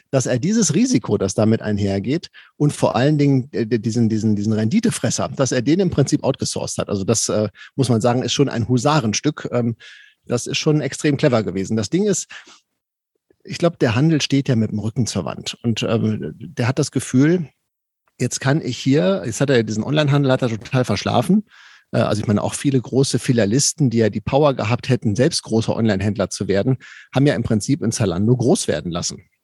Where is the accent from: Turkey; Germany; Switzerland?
Germany; Paderborn, North Rhine-Westphalia; ich komme aus Paderborn, wenn ich jetzt meinem Paderborner Endverbraucher beibringe